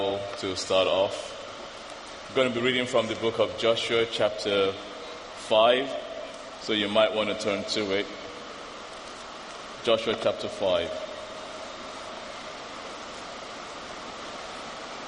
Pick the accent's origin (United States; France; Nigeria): Nigeria; I'm African, I'm Nigerian.